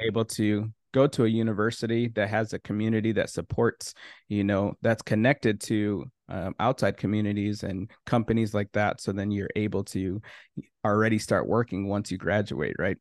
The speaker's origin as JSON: {"language": "English", "region": "Minnesota", "country": "United States", "tie": "born or raised there", "also_born_or_lived": "Haiti", "said": "I'm from Haiti originally, but grew up in Minnesota"}